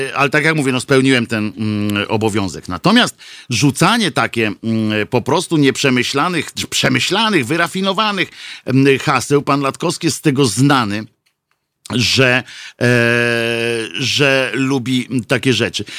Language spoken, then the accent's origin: Polish; Tricity, Pomeranian Voivodeship, Poland; ja jestem z Trójmiasta